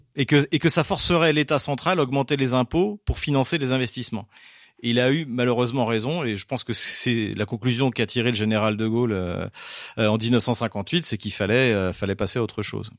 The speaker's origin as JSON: {"language": "French", "country": "France", "moved": "yes", "lives_now": "Russia", "said": "je suis français"}